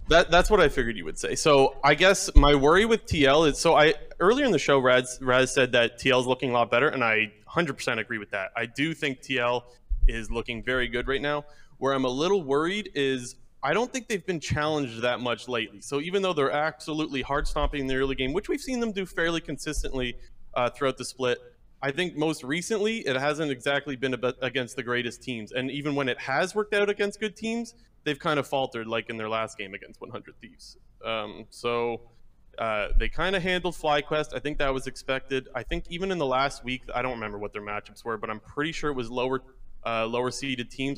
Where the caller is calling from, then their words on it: Ontario, Canada; Calling from Ontario